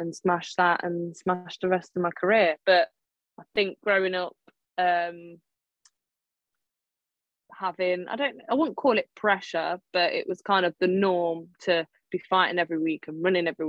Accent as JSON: {"language": "English", "town": "Melton Mowbray", "region": "East Midlands", "country": "United Kingdom", "said": "I'm from Melton Mowbray, England."}